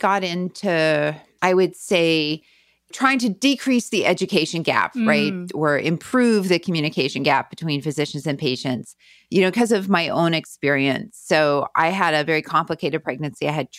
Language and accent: English; Winnipeg, Manitoba, Canada; moved away as an adult; also born or lived in Kansas City / Denver; now in California, United States; Yeah, I'm from Winnipeg. I grew up in River Heights for anybody who knows Winnipeg.